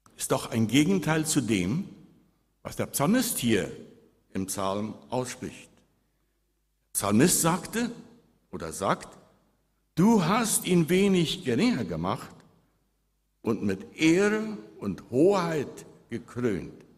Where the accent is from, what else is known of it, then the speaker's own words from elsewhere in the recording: Friedensheim, Boquerón, Paraguay; als ich als Jugendlicher in Friedensheim auf einem Hof weit weg von Licht elektrischen Strom wohnte